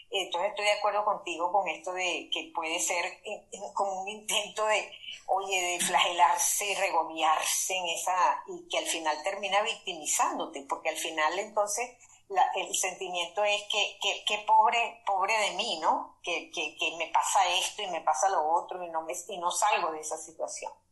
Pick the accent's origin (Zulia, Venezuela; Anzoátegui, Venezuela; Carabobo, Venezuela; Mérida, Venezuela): Zulia, Venezuela; Maracaibo; Yo soy de Maracaibo